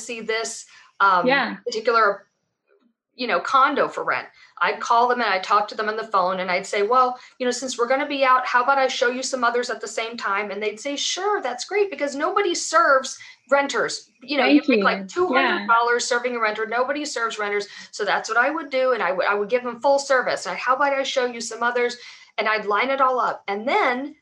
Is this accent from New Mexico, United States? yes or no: no; Atlanta, Georgia, United States; I'm from Atlanta, I've lived here, you know, since I was 1 year old